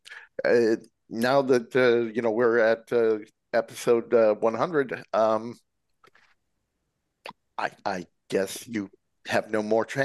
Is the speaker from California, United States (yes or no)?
yes; San Francisco Bay Area, California, United States; I grew up in the San Francisco Bay Area.